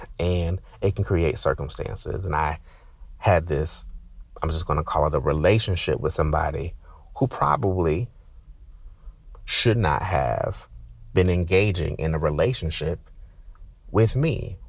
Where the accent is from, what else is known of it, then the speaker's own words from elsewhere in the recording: New Jersey, United States; growing up, I grew up in Jersey. I got New York television stations and news